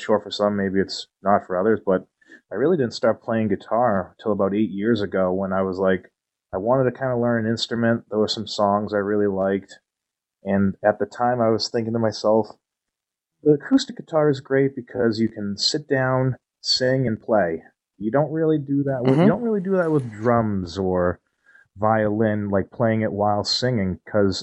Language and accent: English; New England, United States; I'm from the New England area